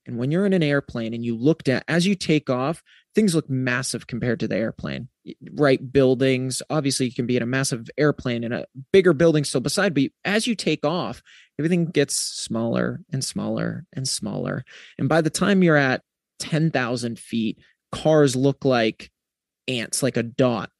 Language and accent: English; New England, United States; I'm from New England